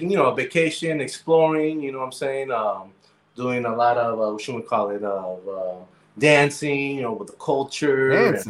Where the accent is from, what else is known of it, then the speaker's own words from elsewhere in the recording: San Francisco, California, United States; moved away as an adult; now in Colombia; me growing up in San Francisco, being like street smart